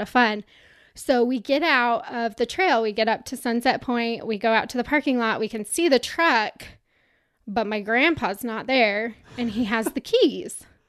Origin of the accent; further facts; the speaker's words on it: Utah, United States; I'm from Utah, so Bryce Canyon's not that far from where I grew up